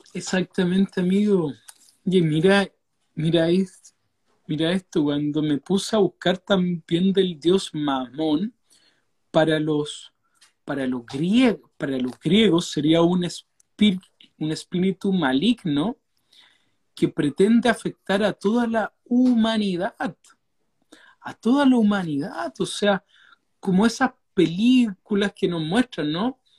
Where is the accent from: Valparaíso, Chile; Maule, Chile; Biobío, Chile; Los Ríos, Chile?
Los Ríos, Chile; Valdivia; la ciudad que nosotros somos acá de Valdivia